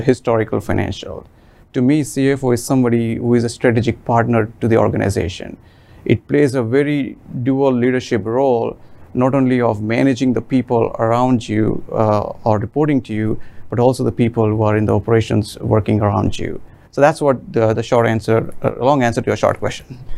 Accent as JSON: {"language": "English", "town": "Mumbai", "region": "Maharashtra", "country": "India", "tie": "born or raised there", "moved": "as an adult", "lives_now": "United States", "said": "I'm originally from India, and I have been living in United States for almost 21 years now. Uh, I was born in the middle class family in the city of Mumbai, and where we used to own about 300 square foot of house"}